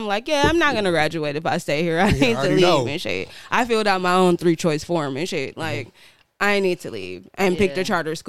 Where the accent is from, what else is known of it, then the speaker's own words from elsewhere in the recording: Bermuda; born there; Well, I was born in Bermuda. I was born on the island.